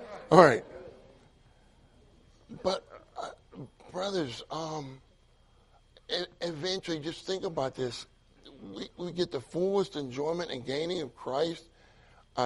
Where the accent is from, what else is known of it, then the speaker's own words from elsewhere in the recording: Pittsburgh, Pennsylvania, United States; moved away; I grew up in Pittsburgh